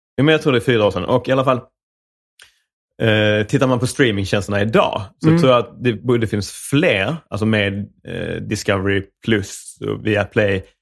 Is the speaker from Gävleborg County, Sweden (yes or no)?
no; Rydsgård, Skåne, Sweden; accent: Skånska; jag är uppvuxen, eh, någonstans på vischan mellan Malmö och Ystad, som heter Rydsgård.